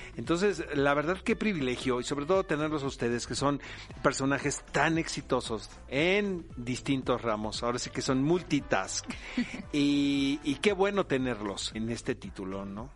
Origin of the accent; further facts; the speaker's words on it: Tijuana, Baja California, Mexico; Yo soy de Tijuana, cara, y no se puede ser más norteño